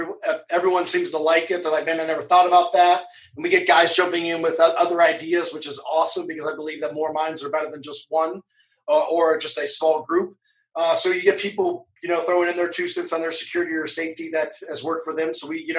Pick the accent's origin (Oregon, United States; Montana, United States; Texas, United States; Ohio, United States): Ohio, United States; Cincinnati; Oh, I was brought up in Cincinnati, Ohio, so the Midwest.